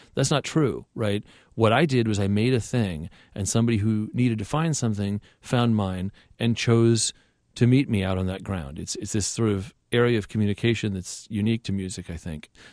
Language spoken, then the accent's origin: English; Southern California, United States; I grew up in Southern California